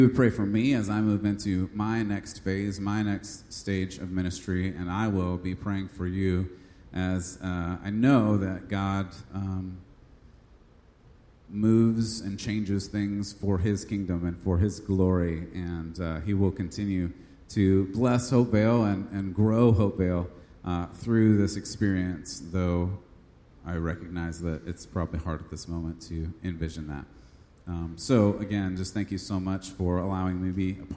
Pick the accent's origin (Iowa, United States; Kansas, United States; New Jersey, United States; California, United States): California, United States; moved away; I am from California